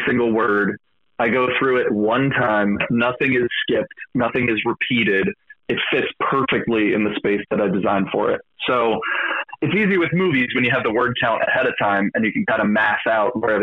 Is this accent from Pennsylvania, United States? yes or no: yes; Philadelphia, Pennsylvania, United States; I'm from Philadelphia